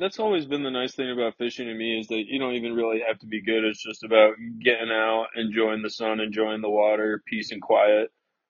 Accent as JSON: {"language": "English", "town": "Okemos", "region": "Michigan", "country": "United States", "tie": "born or raised there", "moved": "yes", "said": "as great as it was growing up in Okemos"}